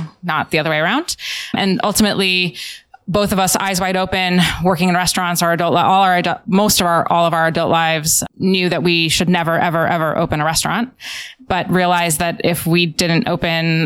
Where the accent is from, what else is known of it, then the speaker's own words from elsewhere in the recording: Chicago, Illinois, United States; moved away; also born or lived in New York; I'm from Chicago